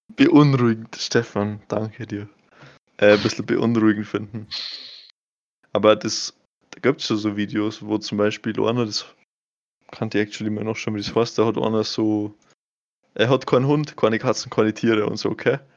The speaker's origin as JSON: {"language": "German", "region": "Bavaria", "country": "Germany", "said": "ich bin Bayer und kein Deutscher"}